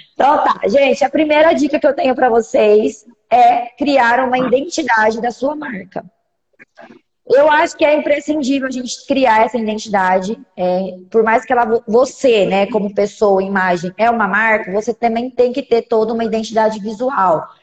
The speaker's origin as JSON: {"language": "Portuguese", "town": "Cuiabá", "region": "Mato Grosso", "country": "Brazil", "said": "Sou daqui de Cuiabá, Mato Grosso"}